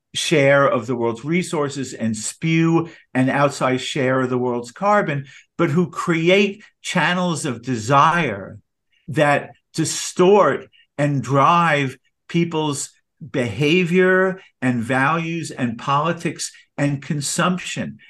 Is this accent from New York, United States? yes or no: yes; New York, United States; I'm a New Yorker